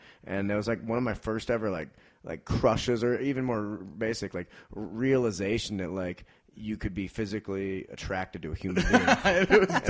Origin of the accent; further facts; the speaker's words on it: St. Louis, Missouri, United States; moved away as an adult; also born or lived in New Orleans, Louisiana; now in Denver, United States; I'm from St. Louis, Missouri. I studied journalism at the University of Missouri.